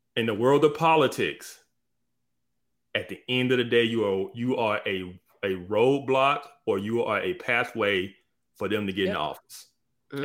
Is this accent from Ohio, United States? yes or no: no; Alabama, United States; I'm from Alabama